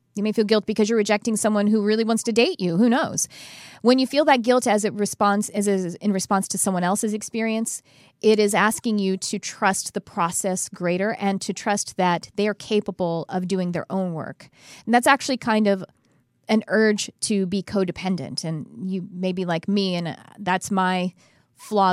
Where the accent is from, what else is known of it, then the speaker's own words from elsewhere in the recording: Texas, United States; growing up in Texas as white trash